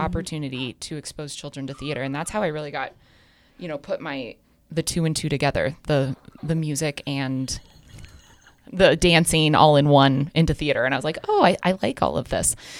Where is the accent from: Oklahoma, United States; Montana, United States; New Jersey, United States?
Montana, United States; Fairfield; also born or lived in Missoula; growing up in Fairfield, uh, just thirty-five miles from here